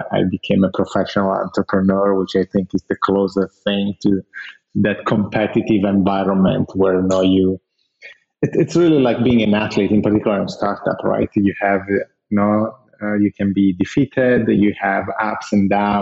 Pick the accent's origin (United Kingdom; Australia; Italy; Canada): Italy; I'm Italian. I was born and raised in Italy